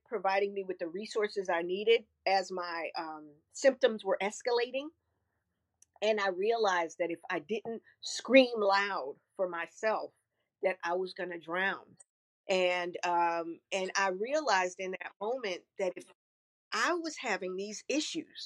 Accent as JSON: {"language": "English", "town": "New York City", "region": "New York", "country": "United States", "said": "I'm from Flatbush, Brooklyn"}